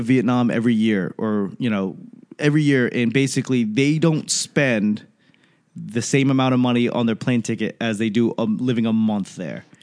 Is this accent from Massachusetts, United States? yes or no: yes; Boston, Massachusetts, United States; I grew up in Boston